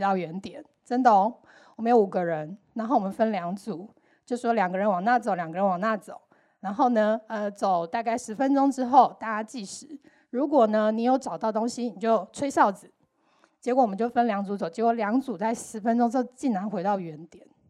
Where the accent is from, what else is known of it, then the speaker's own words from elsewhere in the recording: Taiwan; 身为台湾人